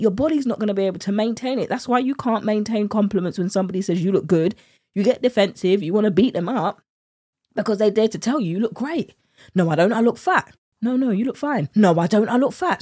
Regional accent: United Kingdom; accent: British; my British accent

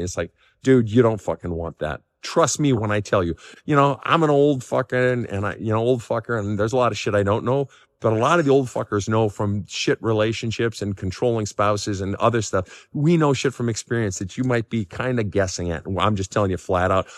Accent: Minnesota, United States; growing up in Minnesota

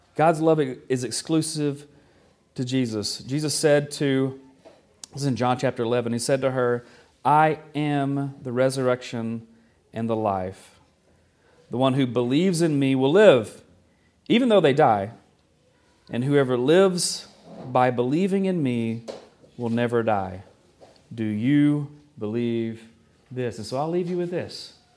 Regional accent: the South, United States; moved away; I was from the South, still am from the South

